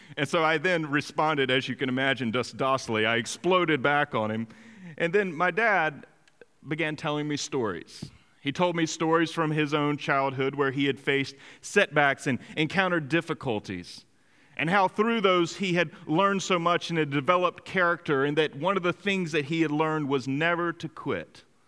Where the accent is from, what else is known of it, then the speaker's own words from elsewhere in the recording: Greenville, North Carolina, United States; in my hometown of Greenville, North Carolina